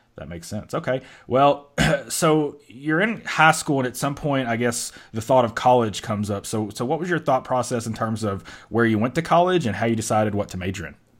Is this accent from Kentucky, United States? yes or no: yes; Western Kentucky, United States; I'm from Kentucky, which bordered Ohio, but I was from Western Kentucky